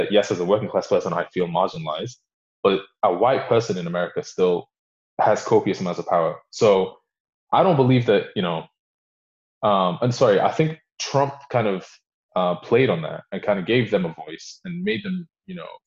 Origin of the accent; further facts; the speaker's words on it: Warrington, North West England, United Kingdom; also born or lived in Sudan / Belgium; I'm from Warrington